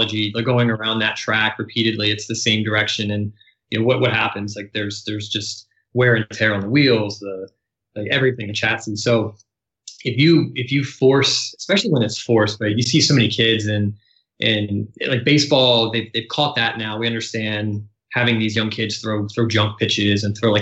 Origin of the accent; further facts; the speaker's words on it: Baltimore, Maryland, United States; I was born and raised in right outside of Baltimore, Maryland